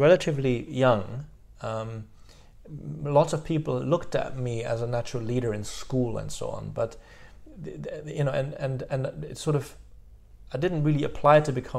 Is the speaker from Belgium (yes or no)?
yes; Brussels, Brussels-Capital Region, Belgium; first language French; English is a second language; now in London, United Kingdom; I went to UCLA first and then to Woluwe in Brussels